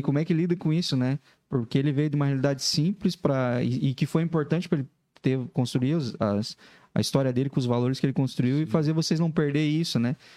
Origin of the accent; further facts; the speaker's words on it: Laranjeiras do Sul, Paraná, Brazil; now in Joinville, Brazil; Laranjeiras do Sul. Ah, O interior do Paraná, perto de Guarapava lá